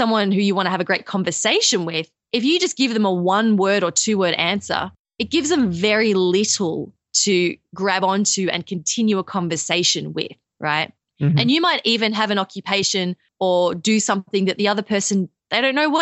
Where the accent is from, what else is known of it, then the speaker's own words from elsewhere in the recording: Australia; accent: Australian; I'm Australian.